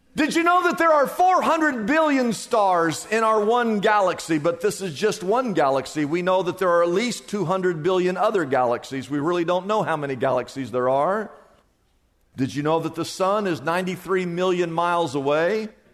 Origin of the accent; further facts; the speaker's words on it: Des Moines, Iowa, United States; moved away as an adult; now in Southern California, United States; I remember the day I moved from Des Moines, Iowa, to come to Southern California